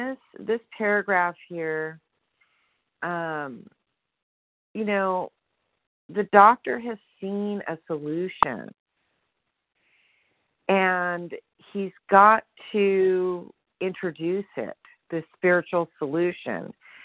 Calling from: Sonora, California, United States; I'm calling from Sonora, California.

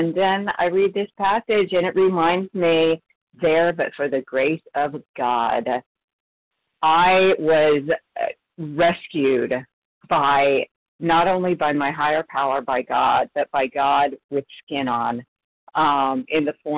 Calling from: California, United States; Hi, this is … from Northern California

